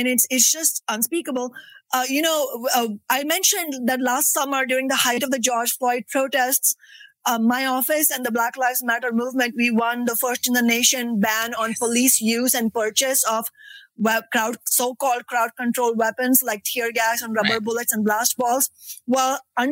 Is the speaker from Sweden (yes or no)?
no; India; now in Seattle, United States; the experience of growing up in India